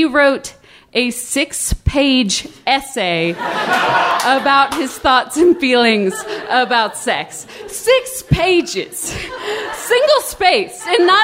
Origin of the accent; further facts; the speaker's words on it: the South, United States; I grew up in the South going to a Presbyterian church every week